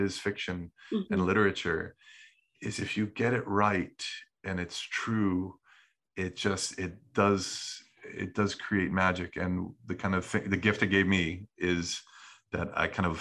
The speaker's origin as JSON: {"language": "English", "country": "United States", "tie": "born or raised there", "also_born_or_lived": "Scotland", "moved": "as an adult", "said": "my childhood and my, growing up in America."}